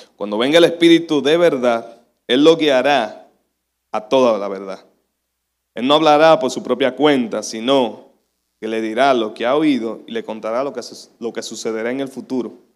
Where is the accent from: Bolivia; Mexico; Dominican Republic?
Dominican Republic; decimos los dominicanos